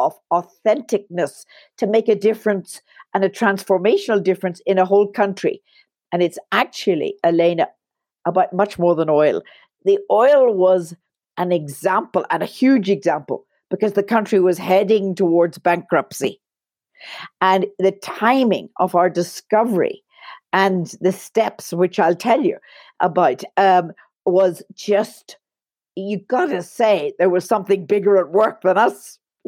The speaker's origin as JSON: {"language": "English", "town": "Belfast", "region": "Northern Ireland", "country": "United Kingdom", "tie": "born or raised there", "also_born_or_lived": "Belize", "moved": "yes", "said": "I was born in Belfast, Northern Ireland"}